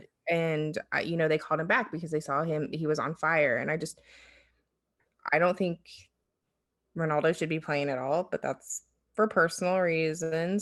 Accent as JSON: {"language": "English", "region": "Ohio", "country": "United States", "said": "back home to Ohio"}